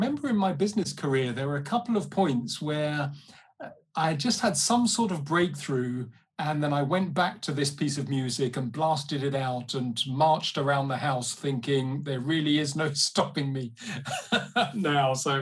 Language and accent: English; London, United Kingdom; also born or lived in Uganda; I was born in London. My dad was Nigerian. He's passed away now. My mum is English. She's still with us. I grew up partly in West London